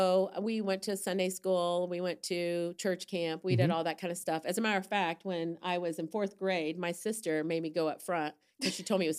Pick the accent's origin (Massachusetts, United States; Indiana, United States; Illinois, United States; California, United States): Indiana, United States; Fort Wayne; born there; also born or lived in New York / Colorado; Well, we started out here. I was born in Fort Wayne.